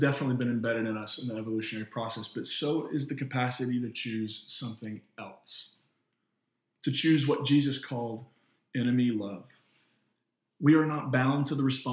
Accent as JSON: {"language": "English", "country": "United States", "said": "as an American citizen"}